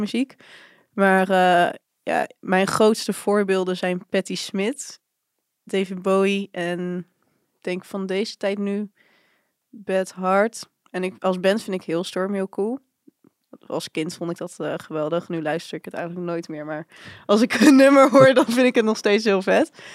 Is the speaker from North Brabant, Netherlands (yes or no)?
no; Barendrecht, South Holland, Netherlands; ik kom eigenlijk oorspronkelijk uit Barendrecht